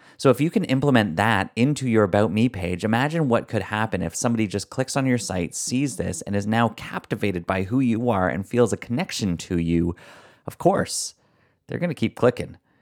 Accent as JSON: {"language": "English", "country": "Canada", "accent": "Canadian", "said": "my Canadian accent"}